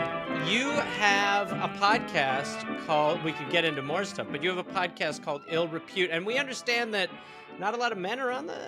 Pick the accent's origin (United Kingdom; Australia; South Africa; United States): United Kingdom; England; See, I'm English.